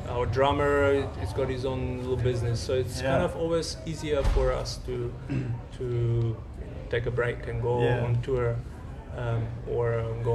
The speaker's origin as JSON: {"language": "English", "country": "North Macedonia", "moved": "yes", "lives_now": "South Africa"}